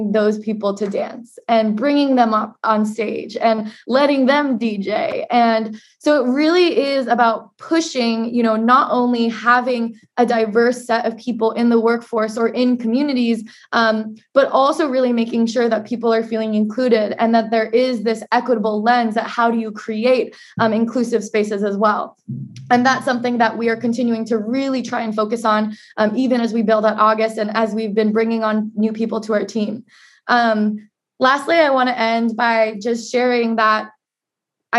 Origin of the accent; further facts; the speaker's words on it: Portland, Oregon, United States; As an Asian American growing up in Portland, Oregon, the whitest major city in the United States